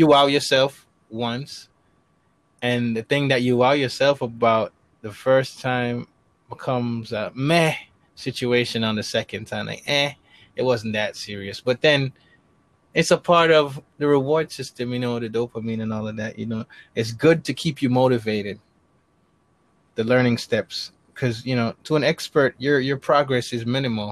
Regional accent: New York City, New York, United States; I'm in the Bronx, New York

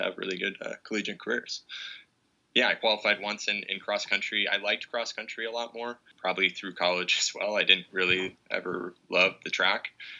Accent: Green Bay, Wisconsin, United States; I was born and raised in Green Bay, Wisconsin, and went to Ashwaubenon High School

